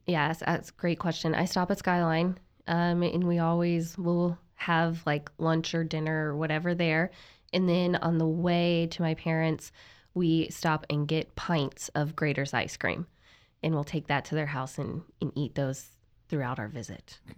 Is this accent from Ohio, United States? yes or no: yes; Cincinnati, Ohio, United States; moved away as an adult; also born or lived in Kentucky; now in Tyler, Texas, United States; I'm from Cincinnati, Ohio